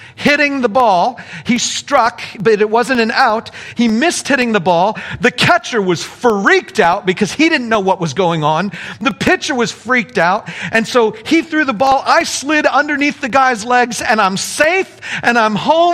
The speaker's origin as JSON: {"language": "English", "town": "Apple Valley", "region": "California", "country": "United States", "said": "See, I'm from Apple Valley. We were Apple Valley Christian"}